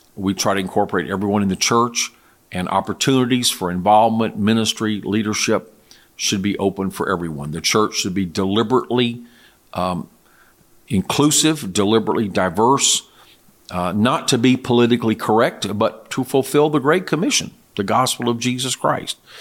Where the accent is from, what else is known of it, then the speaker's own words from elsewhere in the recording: United States; as an American citizen